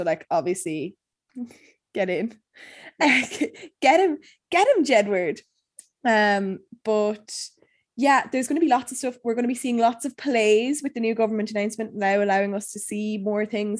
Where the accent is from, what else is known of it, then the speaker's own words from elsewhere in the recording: Ireland; As an Irish woman